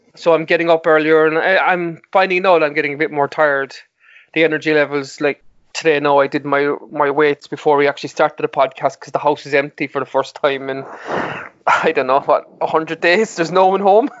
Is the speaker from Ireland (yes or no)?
yes; Mallow, Munster, Ireland; my hometown of Mallow